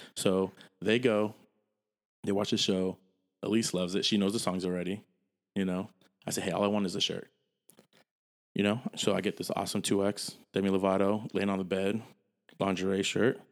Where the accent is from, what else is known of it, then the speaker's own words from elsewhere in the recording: United States; I'm American